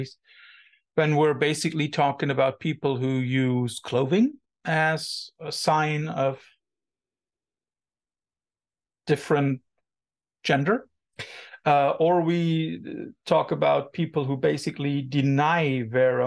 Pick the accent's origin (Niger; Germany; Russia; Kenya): Germany; Cologne, North Rhine-Westphalia; English is a second language; I'm coming from Cologne, so the gay capital of Germany